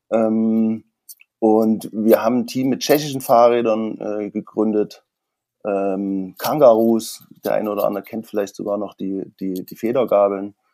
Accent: Gera, Thuringia, Germany; Also ich komme eigentlich aus Thüringen, aus Gera.

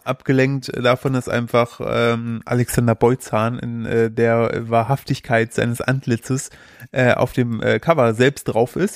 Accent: Sauerland, North Rhine-Westphalia, Germany; als Sauerländer

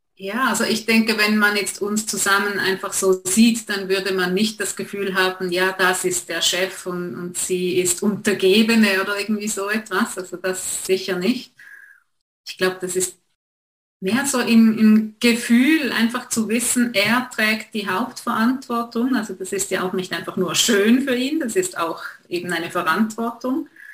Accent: Switzerland; accent: Swiss; wir wohnen, wie man hört, in der Schweiz

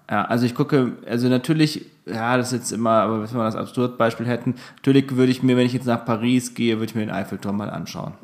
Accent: Aschaffenburg, Bavaria, Germany; moved away; bei mir zu Hause, also aus, aus meiner Heimat

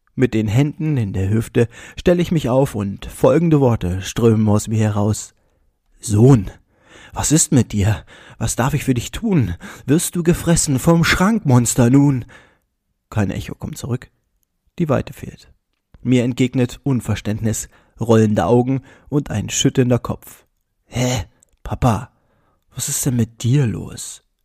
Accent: Bernburg, Saxony-Anhalt, Germany; Bernburg ist meine Heimat

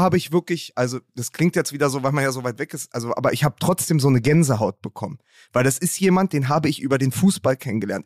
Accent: Berlin, Germany; als Berliner

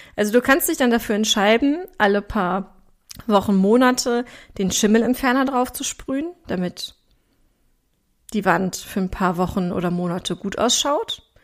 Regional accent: Ruhr area, North Rhine-Westphalia, Germany; accent: Ruhr dialect (Ruhrpott slang); ich komme aus dem Ruhrgebiet. Das heißt, du wirst auch zwischendurch an meiner Sprache merken

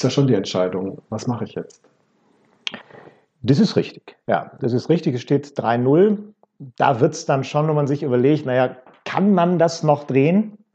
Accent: North Rhine-Westphalia, Germany; Und ich komme gebürtig aus dem Ruhrgebiet. Da ist natürlich Fußball als Fußballkultur nochmal vielleicht ein Ticken anders gelebt als in anderen Regionen.

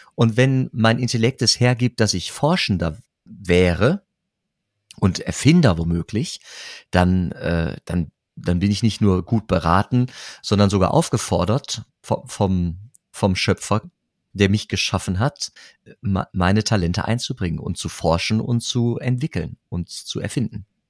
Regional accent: Germany; now in Geldern, Germany; ja, ich komme aus Rade.

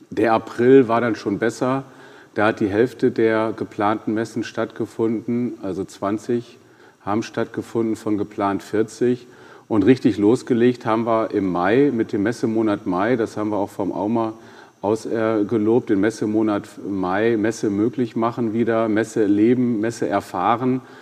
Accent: North Rhine-Westphalia, Germany; Ja, wir, wir kommen ja aus Ostwestfalen und ich tue mich da mit Superlativen, wie Sie wissen, da immer schwer.

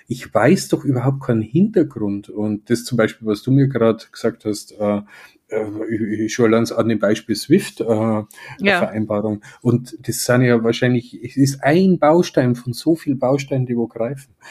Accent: Germany; wie ich mich als Deutscher wahrnehme

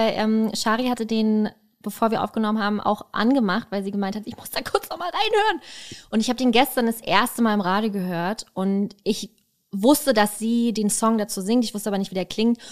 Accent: Berlin, Germany; als Berliner

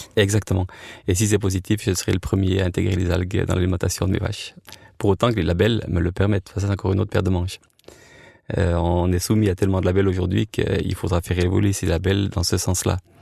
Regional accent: French-speaking Switzerland, Romandy, Switzerland; Moi, en tant que Suisse roman, j'étais faire ça en Suisse allemande et les Suisses allemands venaient chez nous

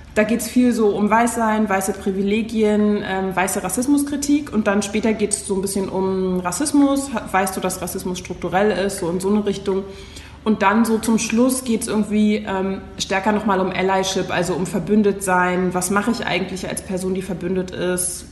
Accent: Berlin, Germany; Ich bin Berlinerin. Das heißt, ich bin eine von den echten Menschen, die in Berlin auch geboren sind

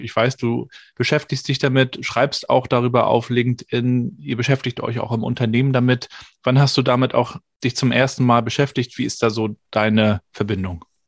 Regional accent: Rostock, Mecklenburg-Vorpommern, Germany; aus meiner Schülerzeit, da ist man dann mit, weiß gar nicht, zwölf oder dreizehn oder sowas in der Richtung ins Berufsinformationszentrum gepilgert ins BITS, so hieß das bei uns in Rostock

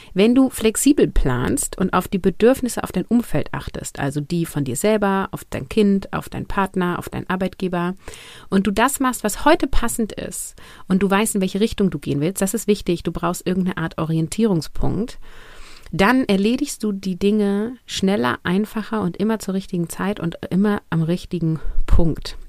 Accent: Germany; hier bei uns in Deutschland

